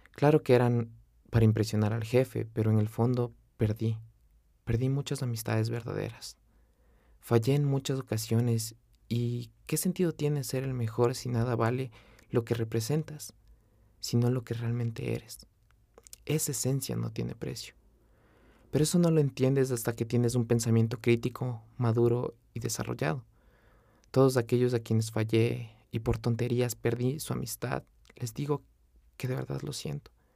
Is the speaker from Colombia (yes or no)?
no; Quito, Pichincha, Ecuador; moved away as an adult; Yo nací y crecí en Quito, capital del Ecuador, la carita de Dios